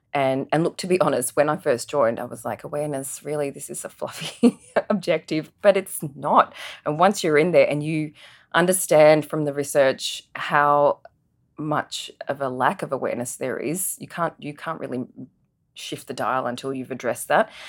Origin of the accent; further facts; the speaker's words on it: Adelaide, South Australia, Australia; also born or lived in Singapore; my family migrated from Singapore to Adelaide in nineteen ninety-one. I was one of only two Indian kids at our primary school